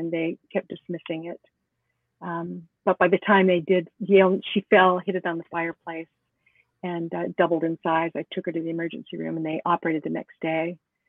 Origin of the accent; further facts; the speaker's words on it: Los Angeles, California, United States; moved away as an adult; also born or lived in Canton, Connecticut / New York City; I was born and raised in California. LA, the city of angels, at the Queen of Angels Hospital.